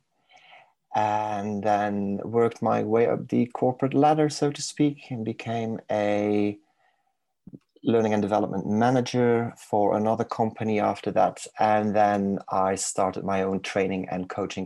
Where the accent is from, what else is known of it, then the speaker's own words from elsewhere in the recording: Belgium; accent: crossover accent, Manc twang; English is a second language; moved away as an adult; now in Manchester, United Kingdom; I was born and raised in Belgium. So in case people are wondering where the exotic accent is from